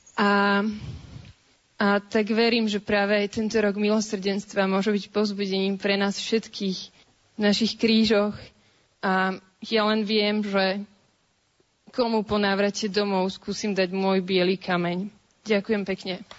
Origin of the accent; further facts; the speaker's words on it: Bratislava, Bratislava Region, Slovakia; som z Bratislavy